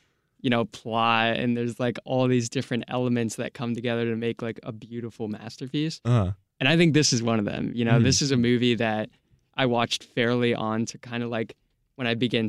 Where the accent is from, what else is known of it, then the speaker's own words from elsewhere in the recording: United States; Always growing up in America.